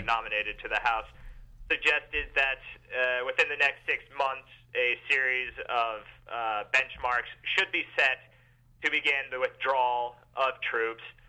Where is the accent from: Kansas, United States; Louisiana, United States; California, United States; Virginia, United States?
Kansas, United States; We're known as flyover country